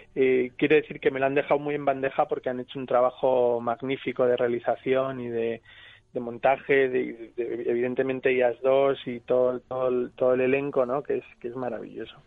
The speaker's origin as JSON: {"language": "Spanish", "region": "Basque Country", "country": "Spain", "said": "soy vasco"}